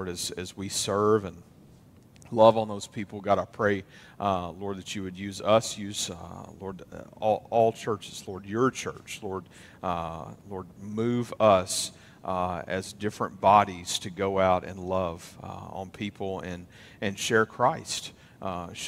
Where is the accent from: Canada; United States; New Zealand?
United States; Western Kentucky; moved away; My hometown in Western Kentucky